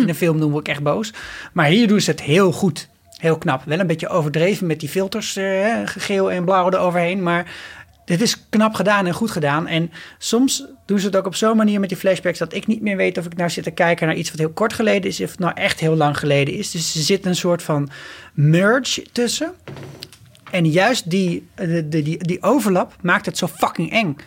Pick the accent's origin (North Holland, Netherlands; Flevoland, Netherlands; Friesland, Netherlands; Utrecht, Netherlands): Utrecht, Netherlands; Nieuwegein; ik kom ook gewoon uit Nieuwegein